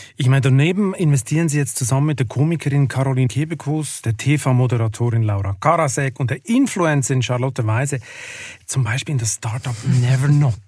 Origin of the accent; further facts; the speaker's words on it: Lucerne, Switzerland; ich bin ja in Luzern aufgewachsen am See